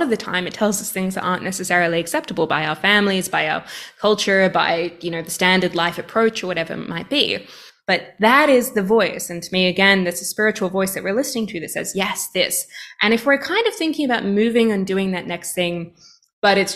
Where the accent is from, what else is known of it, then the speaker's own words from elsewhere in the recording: Australia; I, I think as an Australian, in some ways, uh, Canada is a little bit like a cold Australia